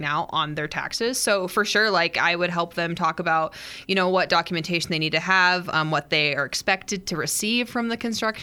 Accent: Riverton, Wyoming, United States; Was born and raised in Fremont County, born and raised in Riverton

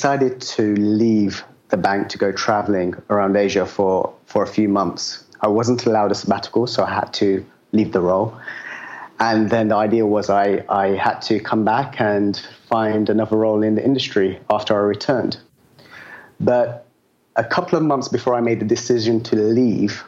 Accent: London, United Kingdom; moved away as an adult; I'm from London. I've been living as a digital nomad for the last 5 years now

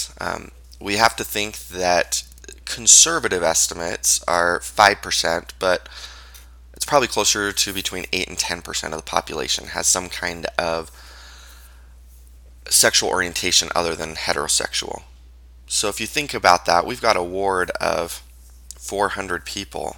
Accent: Payson, Utah, United States; also born or lived in Orem, Utah / Netherlands; I was raised in Utah, grew up in Payson, Utah

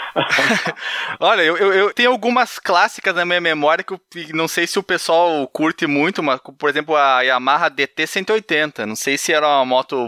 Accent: Barbacena, Minas Gerais, Brazil; quando eu era pequeno lá em Barbacena

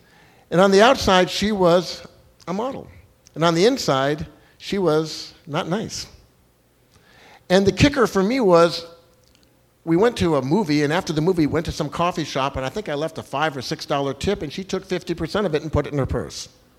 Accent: Los Angeles, California, United States

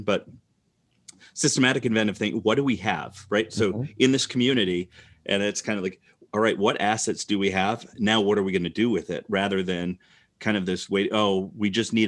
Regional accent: Rockford, Illinois, United States; now in Iowa, United States; I grew up in Rockford, Illinois.

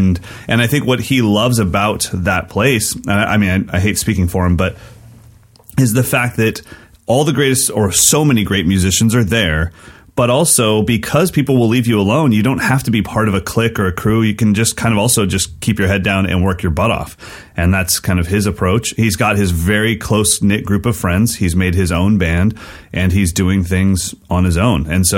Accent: West Coast, United States; also born or lived in Sacramento, California; I'm a West Coast guy. So that's why I live where I live. You know, Sacramento is the nice in between. We're 2 hours from the mountains and we're 2 hours from San Francisco, but we're just kind of in the middle.

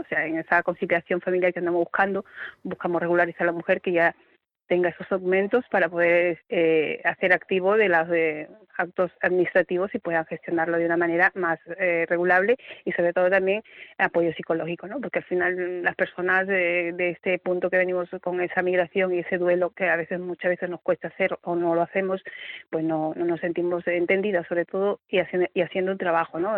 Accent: Peru; now in Seville, Spain; yo soy, por ejemplo, soy peruana

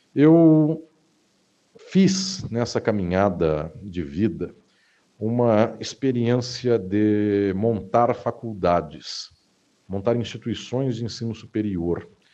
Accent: Catanduva, São Paulo, Brazil; na minha terra natal, a cidade onde eu nasci, que se chama Catanduva, no interior do estado de São Paulo

